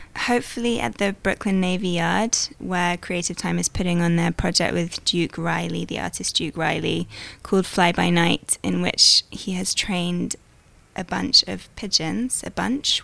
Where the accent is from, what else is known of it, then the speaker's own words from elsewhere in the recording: United Kingdom; I'm British